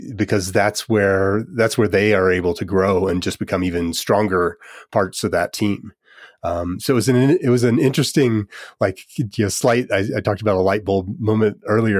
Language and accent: English; United States; I'm from the United States